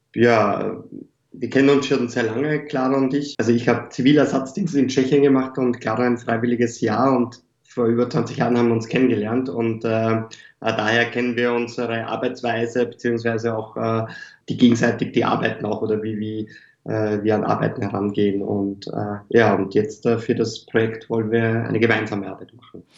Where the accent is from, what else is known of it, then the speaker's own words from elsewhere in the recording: Lower Austria, Austria; moved away; ich komme ursprünglich aus Niederösterreich